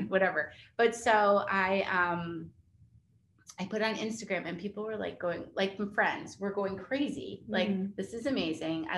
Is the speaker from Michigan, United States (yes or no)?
no; New York, United States; moved away as an adult; now in Charleston, United States; I'm not from Charleston. I'm from New York, but we've lived here for 14 years